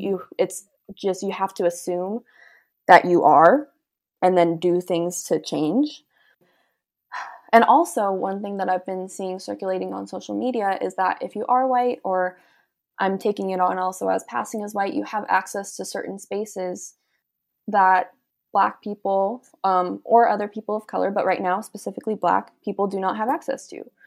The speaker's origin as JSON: {"language": "English", "town": "San Diego", "region": "California", "country": "United States", "said": "we're from San Diego, we're pretty close to the border"}